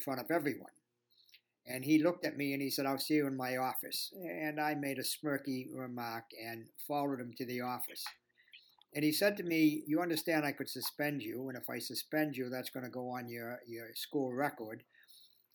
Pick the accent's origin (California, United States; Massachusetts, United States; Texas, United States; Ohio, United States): Massachusetts, United States; Boston; accent: Boston; I'm right now in my home in Boston.